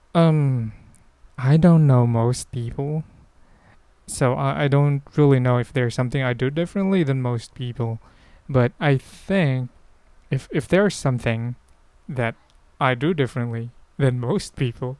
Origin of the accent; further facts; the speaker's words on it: Philippines; I'm Filipino